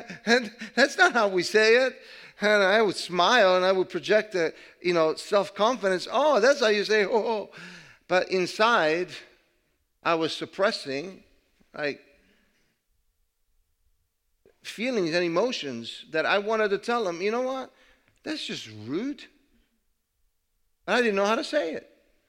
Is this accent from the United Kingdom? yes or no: no; Italy; English is a second language; moved away; And so I decided to move, and I came from Italy. I could not speak the language very well. I did not understand the culture.